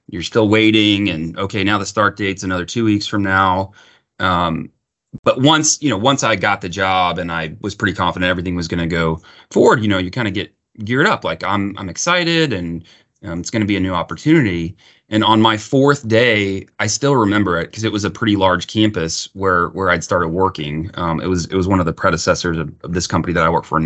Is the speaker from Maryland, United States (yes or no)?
no; Austin, Texas, United States; also born or lived in Houston, Texas; I grew up in Texas. I've always lived in Texas